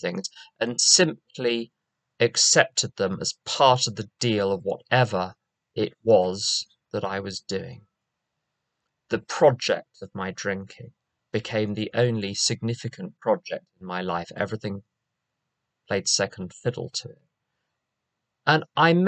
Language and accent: English; London, United Kingdom; moved away; As you can probably guess from my accent, I'm not from around here. We're not in Kansas anymore. I'm from London